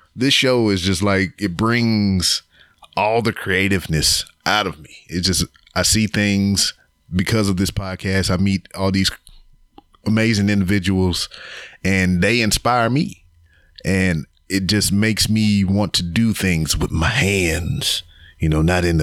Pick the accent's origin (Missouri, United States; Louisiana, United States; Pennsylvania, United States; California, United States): Louisiana, United States; they got family from Louisiana. I'm from Louisiana